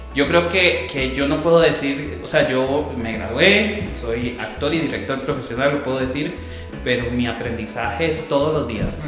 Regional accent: Costa Rica

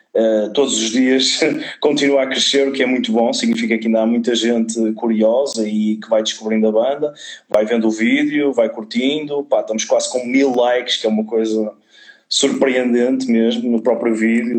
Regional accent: Vila Nova de Gaia, Norte, Portugal; also born or lived in Lisbon; eu sou daqui de Gaia.

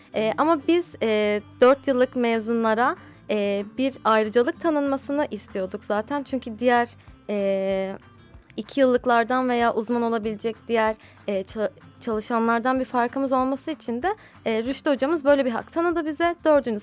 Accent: Istanbul, Turkey; İstanbul'da doğdum. İstanbul'da yetiştim.

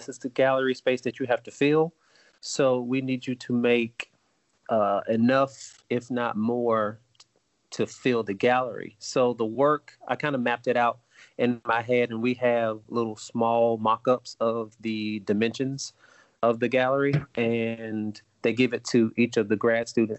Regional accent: Greenwood, South Carolina, United States; I'm from Greenwood, South Carolina, and I had the opportunity to go to the local museum

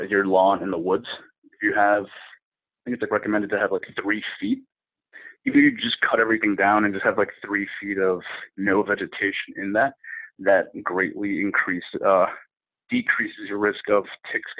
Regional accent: New England, United States; I'm from New England, so we get a lot of snow

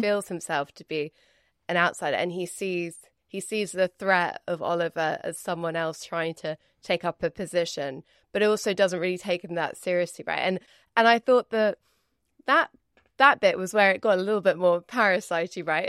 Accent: United Kingdom; as a Brit

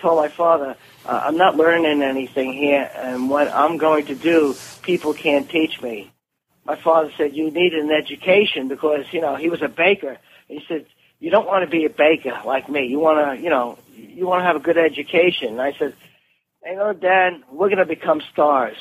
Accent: New York City, New York, United States; I was a kid from Brooklyn.

